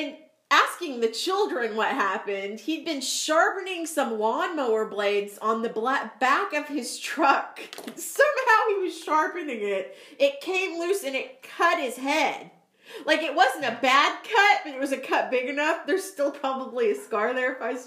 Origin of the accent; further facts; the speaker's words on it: Missouri, United States; now in Waco, United States; growing up in Missouri